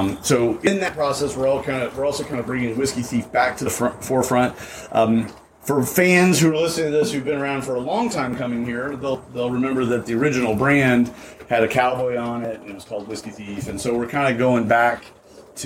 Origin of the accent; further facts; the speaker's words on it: Western Kentucky, United States; I'm from Western Kentucky originally